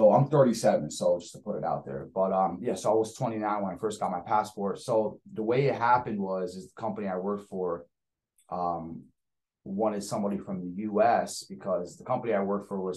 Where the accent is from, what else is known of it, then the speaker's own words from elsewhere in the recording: Allentown, Pennsylvania, United States; also born or lived in Salisbury Township, Pennsylvania; I'm actually born and raised in Allentown